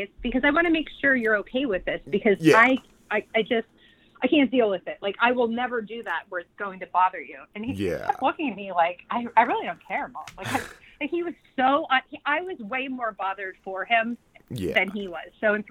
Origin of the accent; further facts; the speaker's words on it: Pittsburgh, Pennsylvania, United States; we're both from Pittsburgh